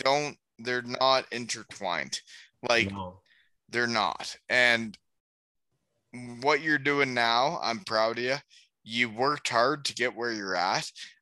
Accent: Elmira, Ontario, Canada; also born or lived in Georgetown, Canada; Like, I grew up in Elmira, and it's an hour and a half from there.

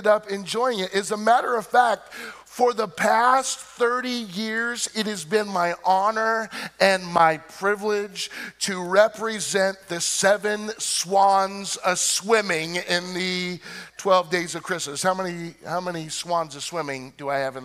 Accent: Illinois, United States; Growing up in Illinois, my family always decorated outside the house with lights

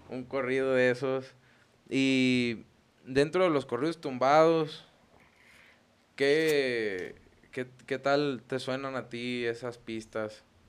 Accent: Los Reyes, Mexico; allá de donde somos, de, pues de los Reyes

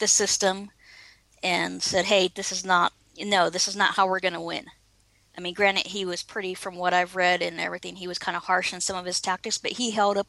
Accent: Oceanside, California, United States; I grew up in Southern California, and actually Oceanside.

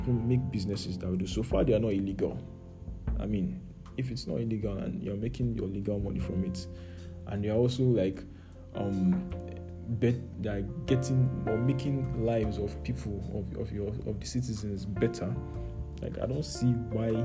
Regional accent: Niger State, Nigeria; moved away; I grew up in Niger State

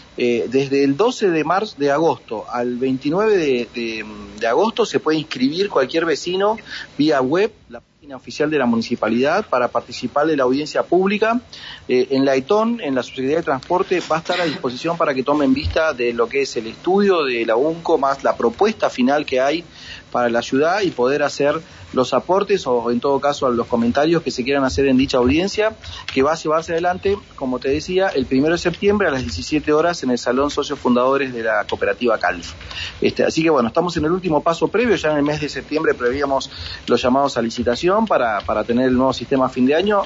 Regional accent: Neuquén, Argentina; born or raised there

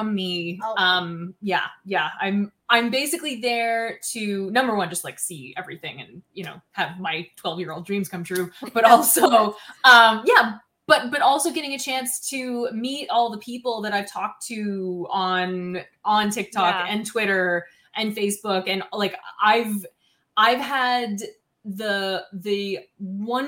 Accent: Baddeck, Nova Scotia, Canada; in my hometown actually, which while it is a village is also an international tourist destination. Huh. Badec, Nova Scotia

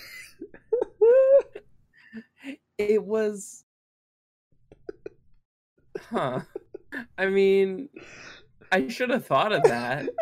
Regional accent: Canada; I'm a Canadian

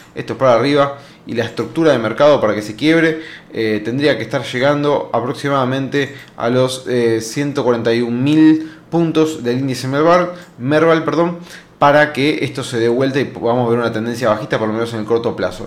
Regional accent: Argentina

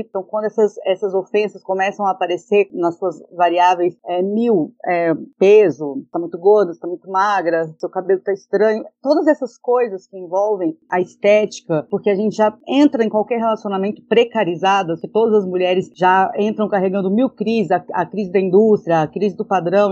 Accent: Goiânia, Goiás, Brazil; sou de Goiânia, tenho 30 anos

